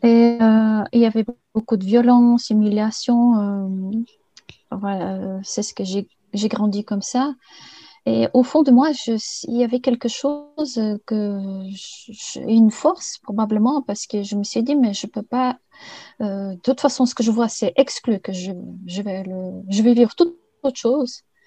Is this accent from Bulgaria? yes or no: yes; Bulgaria; moved away; also born or lived in Sofia; je suis née en Bulgarie. Et je suis partie faire des études à Sofia